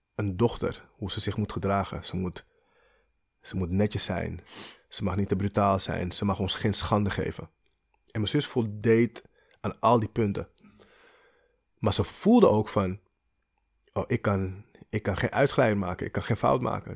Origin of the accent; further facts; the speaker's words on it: Amsterdam, North Holland, Netherlands; in Amsterdam, in de pijp